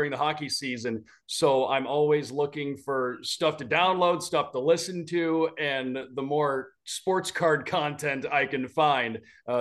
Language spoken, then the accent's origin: English; Detroit, Michigan, United States; moved away as an adult; also born or lived in Syracuse, New York / Idaho; now in Florida, United States; growing up in Michigan, just outside Detroit, hockey was kind of in your blood